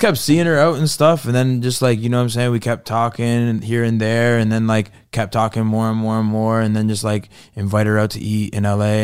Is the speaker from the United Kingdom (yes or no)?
no; Fort Erie, Ontario, Canada; moved away as an adult; now in United States; I grew up in Fort Erie. It's like on the border of Buffalo